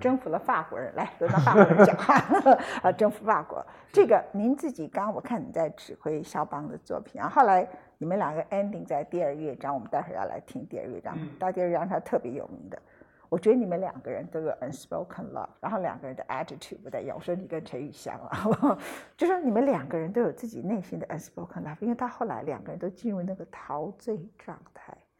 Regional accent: Taichung, Taiwan; 我的故乡，没办法，在，在台中

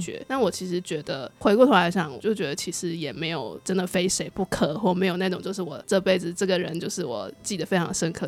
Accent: Kaohsiung, Taiwan; moved away; 我们都是高雄人

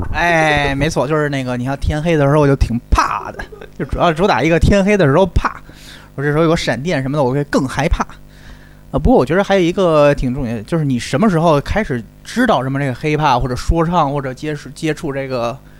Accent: Beijing, China; 作为一个背景人

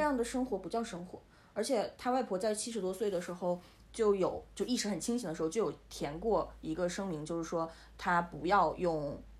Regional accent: Northeast China, China; moved away as an adult; now in Germany; 我来自中国东北

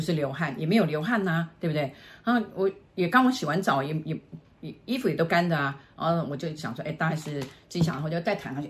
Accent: Taiwan; 我台湾人，我台湾来的

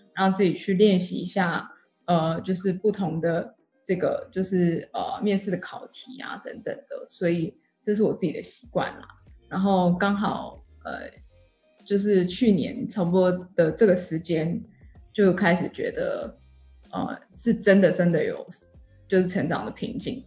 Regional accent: Taichung, Taiwan; moved away as an adult; also born or lived in United States / Shanghai, China; now in Singapore; 我是在台湾出生长大，然后台中人

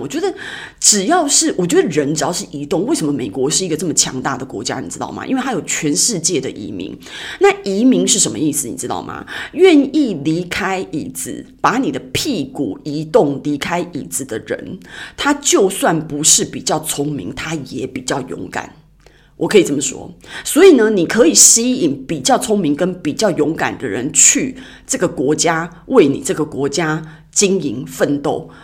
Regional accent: Taiwan; accent: Taiwanese accent; moved away as an adult; now in Shanghai, China; 我是台湾人

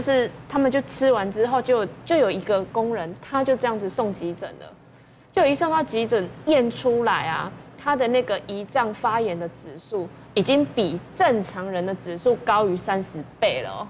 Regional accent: Taiwan; 我们台湾人

